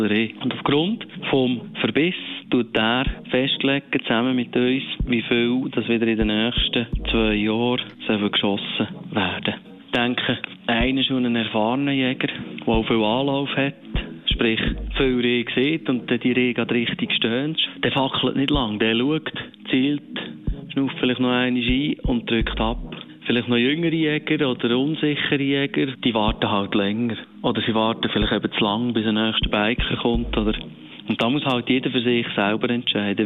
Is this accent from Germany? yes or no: no; Aargau, Switzerland; bei uns im Aargau